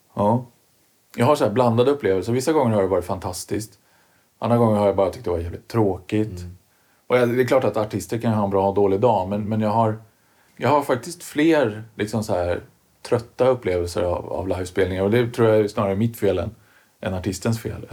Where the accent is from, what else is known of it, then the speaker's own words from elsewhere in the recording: Karlskoga, Örebro County, Sweden; från Karlskoga och där var det ju nedlusat med syntare